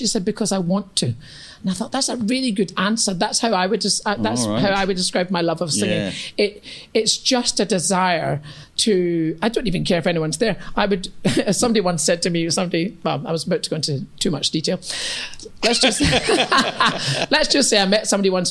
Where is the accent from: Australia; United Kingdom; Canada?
United Kingdom; East Kilbride, Scotland; accent: Scottish; I come from East Kilbride, a kind of new town outside Glasgow.